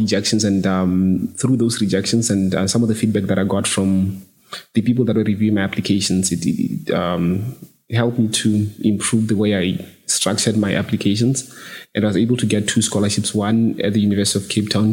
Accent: Botswana; moved away as an adult; now in United Kingdom

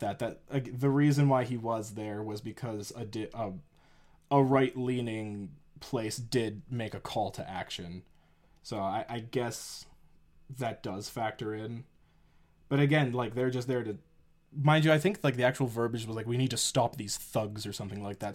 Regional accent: Canada; we're Canadian

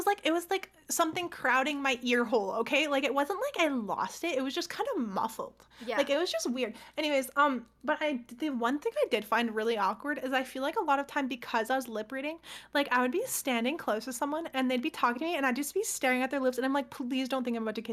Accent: Canada; I'm Canadian

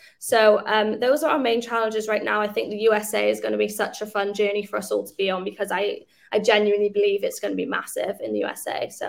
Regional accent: Wales, United Kingdom; we do also like celebrate the fact that we are from Wales, and it is a super amazing achievement from a company within such a kind of small country and a small city.

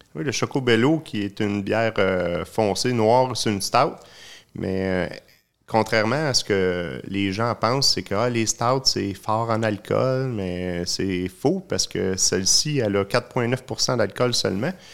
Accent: Sherbrooke, Quebec, Canada; je suis natif de Sherbrooke. Euh, je suis né là

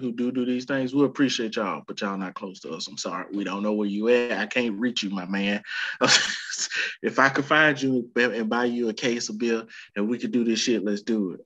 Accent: Alabama, United States; now in Michigan, United States; I live in Michigan. I'm from Alabama

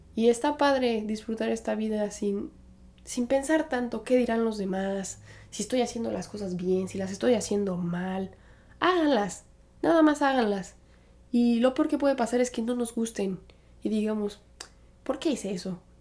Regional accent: Aguascalientes, Mexico; moved away as an adult; now in New York, United States; soy originaria de Aguascalientes, Aguascalientes, México. Ahí pasé la mayor parte de mi infancia

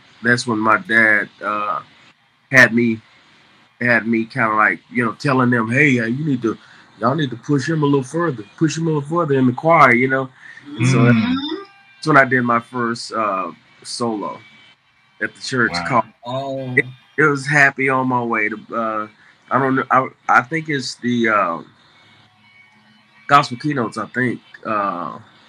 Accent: Fort Worth, Texas, United States; Fort Worth, Texas. Born and raised Fort Worth, Texas.

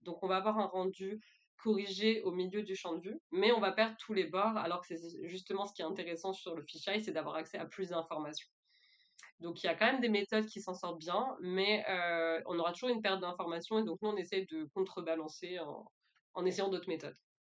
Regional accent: France; moved away as an adult; also born or lived in Thailand / Quebec; je suis française, j'ai commencé mes études euh, en France

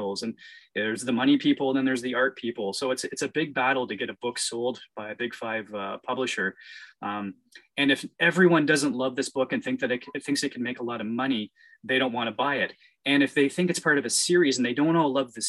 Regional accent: Canada; being Canadian

